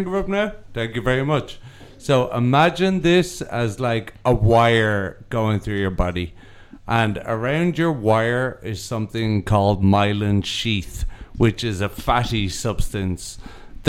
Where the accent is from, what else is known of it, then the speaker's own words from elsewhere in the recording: Ireland; I'm also Irish